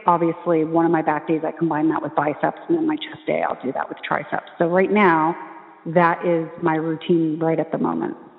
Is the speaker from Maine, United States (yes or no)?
no; New Jersey, United States; I'm from New Jersey.